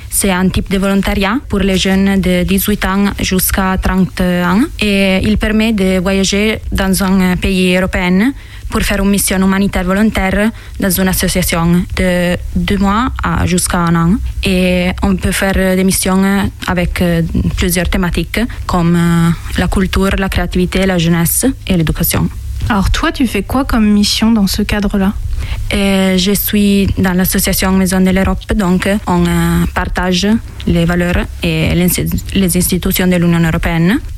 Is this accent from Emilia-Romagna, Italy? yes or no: no; Mondovì, Piedmont, Italy; French is a second language; moved away as an adult; now in France; Je viens d'Italie, euh, d'un village qui s'appelle Mondovi, dans la province de Cuneo, dans le nord de l'Italie. C'est un village de 25 000 habitants, euh, près des Alpes. Et je suis ici depuis le 10 janvier